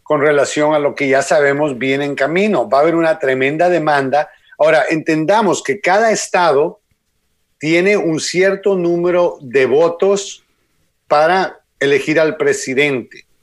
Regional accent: Guatemala; born there; yo no entiendo cómo alguien puede observar, en, ya sea de Guatemala, donde nací yo, ya sea en cualquier país en Latino y Suramérica que ha visto dictadores

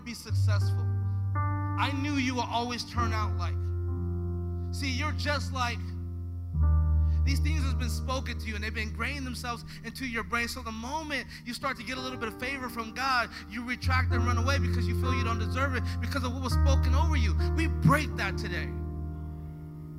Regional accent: Los Angeles, California, United States; I was a young black kid growing up in South Central LA in the early 90s

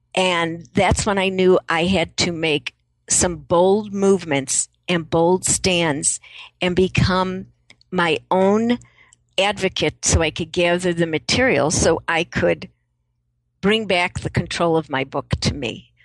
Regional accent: Chicago, Illinois, United States; moved away; also born or lived in San Francisco; I grew up in Chicago

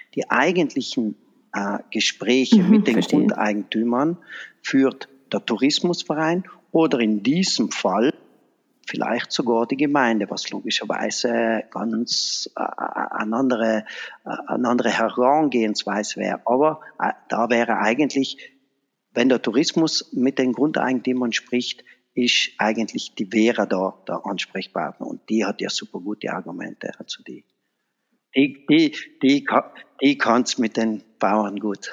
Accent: Vahrn, Trentino-Alto Adige, Italy; in meiner Heimatgemeinde in, äh, Fahren. Das ist bei Brixen

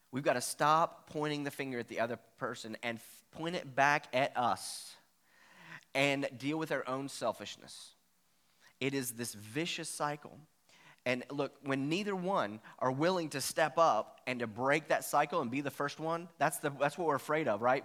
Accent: Virginia, United States; I'm from Virginia, so that's the way we used to talk

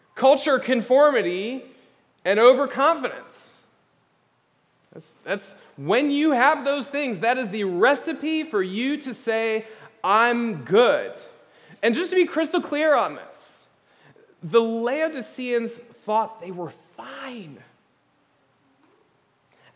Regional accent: United States; as American evangelicals

